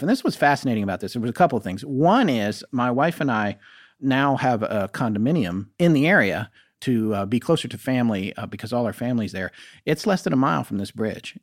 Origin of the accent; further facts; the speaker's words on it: North Carolina, United States; also born or lived in California / Colorado; even though I was born in California, I was only there till I was two. And then I lived in Colorado, and then I lived in North Carolina, which is where I, I really came of age